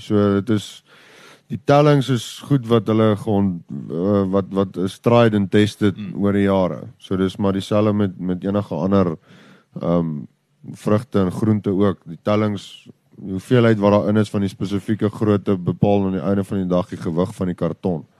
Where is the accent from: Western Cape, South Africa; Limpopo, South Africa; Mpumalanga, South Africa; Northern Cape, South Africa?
Limpopo, South Africa; Letsitele; ons is hier so in Letsetelli op uh hier so in die pakhuis en uh ja, ek het hier groot geword.